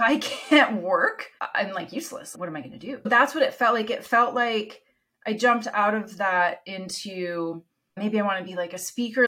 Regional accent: Canada; first language Italian; English is a second language; moved away as an adult; also born or lived in Italy; My parents are Italian. They immigrated to Canada, where I was born. Italian's my first language.

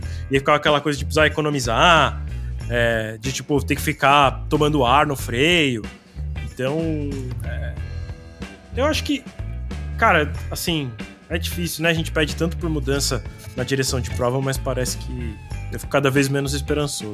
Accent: Brazil; a gente também como brasileiro

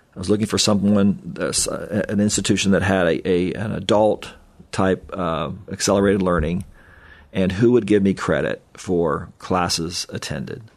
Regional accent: Kokomo, Indiana, United States; growing up in Kokomo was awesome

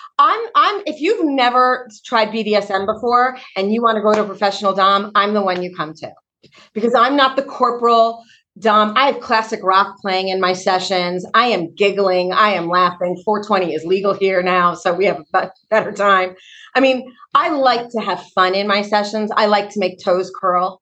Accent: East Coast, United States; moved away; also born or lived in Atlanta; I'm from the East Coast

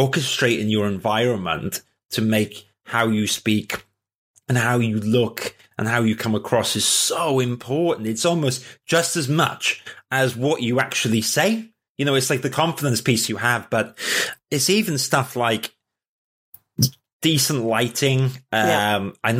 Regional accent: Wales, United Kingdom; first language English; I'm actually Welsh and I don't speak Welsh.

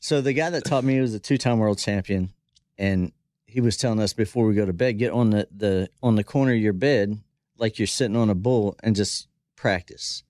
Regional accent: Dillsburg, Pennsylvania, United States; moved away as an adult; also born or lived in Florida; now in Texas, United States; I grew up in South Central Pennsylvania

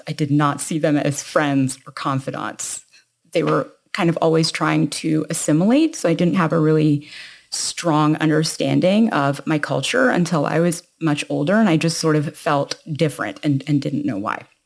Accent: Toronto, Ontario, Canada; I was born in Toronto, Canada, and that's where I was raised

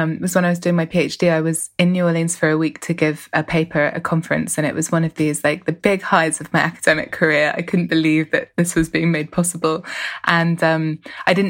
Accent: London, United Kingdom; I grew up in West London, and I grew up sort of participating in Notting Hill Carnival as a child

